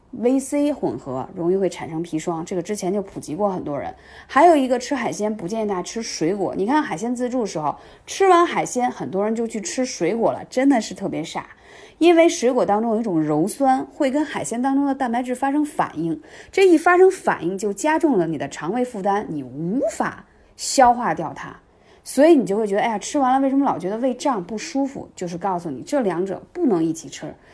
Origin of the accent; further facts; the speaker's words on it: China; 我们中国人